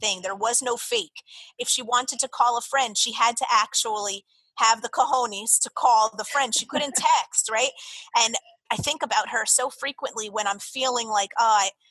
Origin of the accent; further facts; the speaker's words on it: Jersey Shore, New Jersey, United States; moved away as an adult; also born or lived in Florida; growing up on the Jersey Shore and then going to college down in Florida